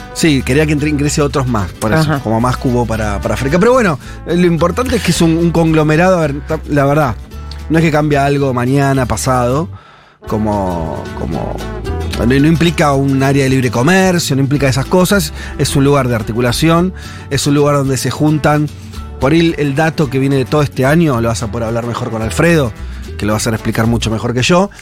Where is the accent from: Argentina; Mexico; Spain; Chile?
Argentina